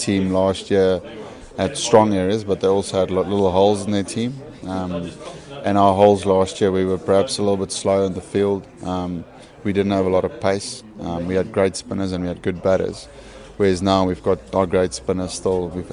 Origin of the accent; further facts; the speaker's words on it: South Africa; we are South African